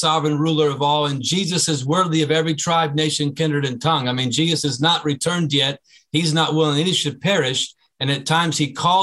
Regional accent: United States; I, as an American relief worker, humanitarian aid worker

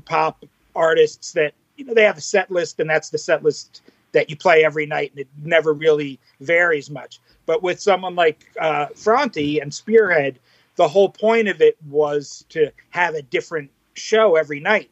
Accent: New York, United States; also born or lived in Manhattan / Brooklyn; I was born and raised in New York, about 40 minutes outside of Manhattan.

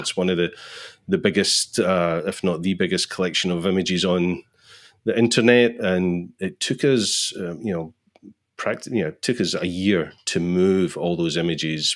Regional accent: Scotland, United Kingdom; I'm from Scotland

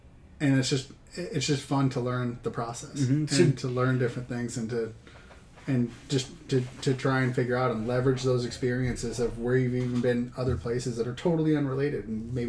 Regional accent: Washington, United States; Growing up in Washington, we used to hunt, a lot of people call it the wet side and the dry side, right?

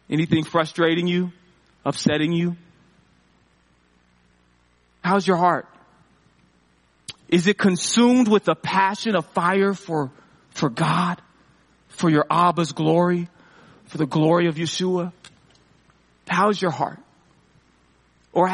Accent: Seattle, Washington, United States; I'm from Seattle

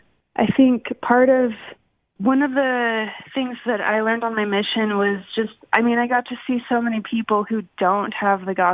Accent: Orem, Utah, United States; I'm from Utah. Orem, Utah, and I was born into the church

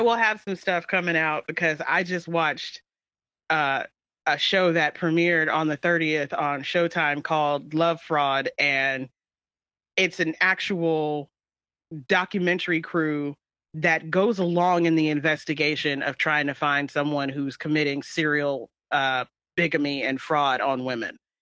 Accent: United States; first language English; an American whose only language they speak is English

